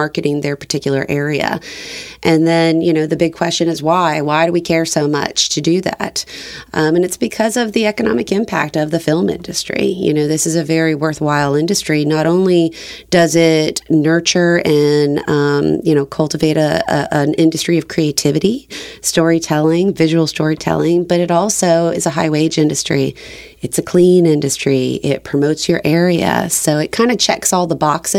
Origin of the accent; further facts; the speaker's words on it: Florida, United States; being the Florida native, and I'm a very proud Floridian